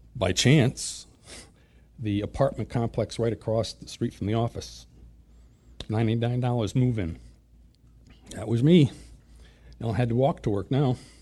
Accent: Springfield, Massachusetts, United States; born or raised there

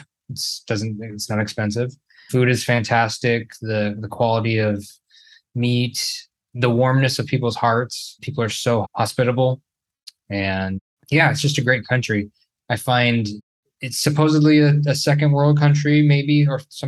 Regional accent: Northern California, United States; moved away as an adult; now in Brazil; I'm originally from Northern California, about 2 hours north of San Francisco.

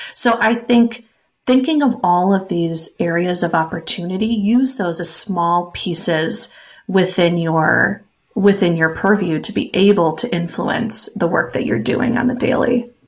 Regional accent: Wisconsin, United States; I am from Wisconsin. You cannot shake the cheese out of a Wisconsin girl.

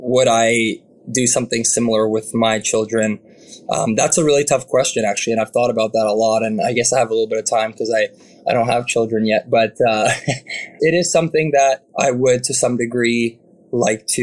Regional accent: Canada; as a Canadian

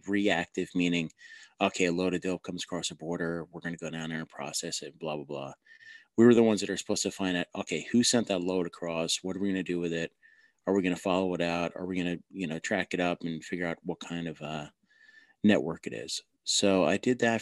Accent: New Jersey, United States; accent: Jersey; I'm from New Jersey.

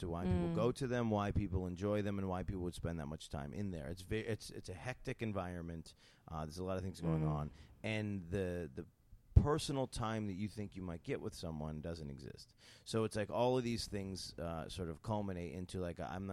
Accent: upstate New York, United States; moved away; I'm from upstate New York. I'm from like Albany, Syracuse.

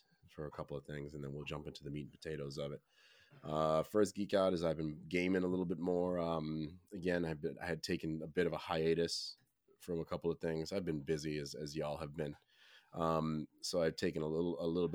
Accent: New York City, New York, United States; I'm a New Yorker

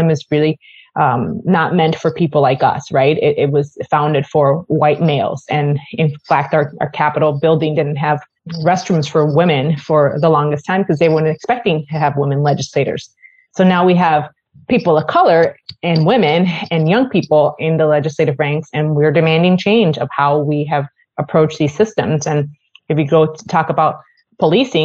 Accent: Puerto Rico; now in Minnesota, United States; I'm originally from Puerto Rico, so I'm not from Minnesota originally

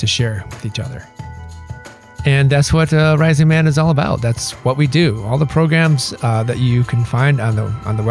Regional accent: Michigan, United States; I grew up in Michigan

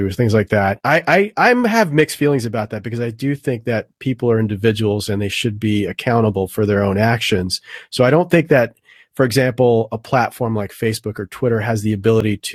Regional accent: South Florida, United States; I grew up in South Florida.

